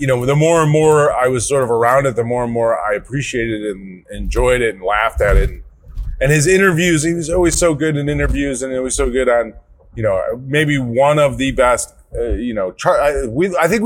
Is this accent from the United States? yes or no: yes; Chicago, Illinois, United States; as a kid growing up in Chicagoland, growing up with Chicago talk radio